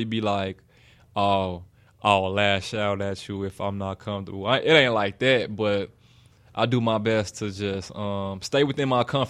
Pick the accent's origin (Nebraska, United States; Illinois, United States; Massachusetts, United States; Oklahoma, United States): Illinois, United States; Chicago; Yeah, I'm from here. Everybody think I'm from the South, though.